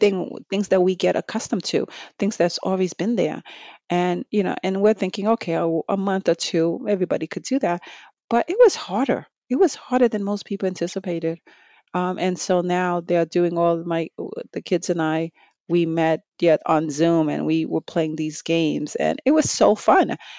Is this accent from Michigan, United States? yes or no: no; New York City, New York, United States; growing up in Brooklyn, New York, um, years ago